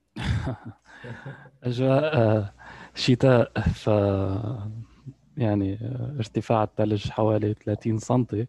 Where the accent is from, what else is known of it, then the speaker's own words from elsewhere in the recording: Lebanon; moved away as an adult; also born or lived in United Arab Emirates; now in Canada; أنا ولدت في لبنان وقضيت يعني معظم معظم طفولتي إلى حين يعني تخرجت من الجامعة